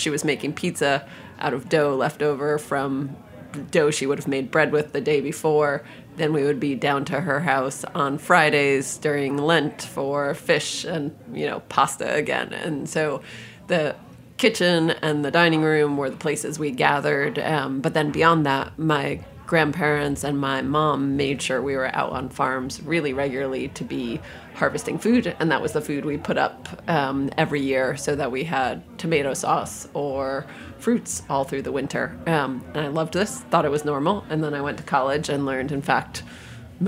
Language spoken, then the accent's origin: English; Albany, New York, United States; moved away as an adult; now in Copenhagen, Denmark; I grew up in Albany, New York, where there were not pastrami tacos.